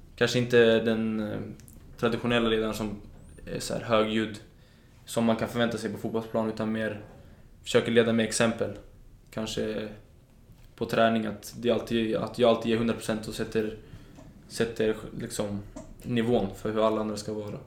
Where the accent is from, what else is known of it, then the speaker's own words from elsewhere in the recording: Solna, Stockholm County, Sweden; also born or lived in Danderyd; Danderyds sjukhus, men jag är uppvuxen i Solna